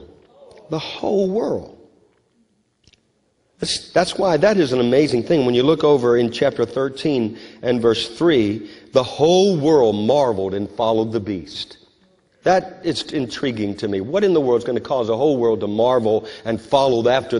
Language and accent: English; United States; I'm an American, but I'm a Christian